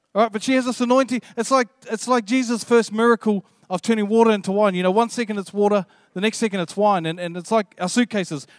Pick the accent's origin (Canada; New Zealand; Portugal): New Zealand; I'm, I'm from New Zealand